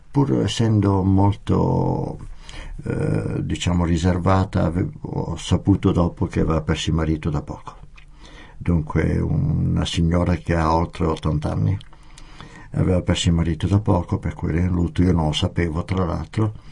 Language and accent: Italian; Italy; also born or lived in France; signora senta io vengo dall'Italia